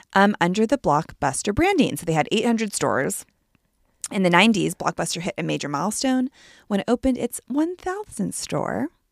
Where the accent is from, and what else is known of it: Palo Alto, California, United States